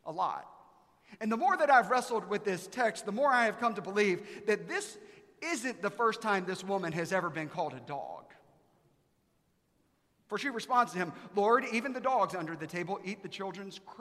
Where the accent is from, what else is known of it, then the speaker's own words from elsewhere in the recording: Aiken, South Carolina, United States; now in Texas, United States; I'm from Aiken, South Carolina.